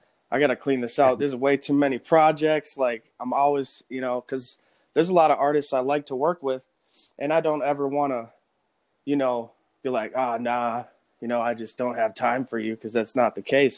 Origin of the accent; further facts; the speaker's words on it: North Branch, Minnesota, United States; now in St. Paul, United States; I grew up in North Branch, but then I live in St. Paul now